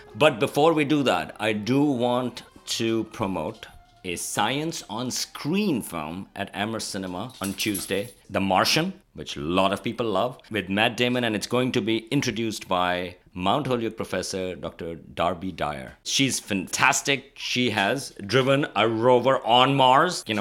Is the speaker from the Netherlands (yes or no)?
no; Pakistan; moved away; growing up in Pakistan